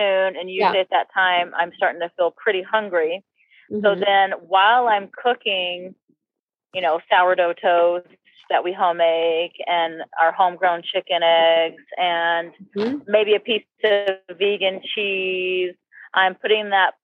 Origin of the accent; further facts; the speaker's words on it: the South, United States; I grew up in the South